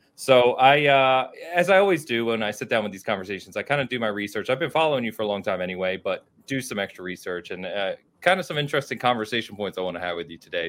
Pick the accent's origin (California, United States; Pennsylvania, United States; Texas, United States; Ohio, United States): Pennsylvania, United States; outside of Philadelphia; I grew up outside of Philadelphia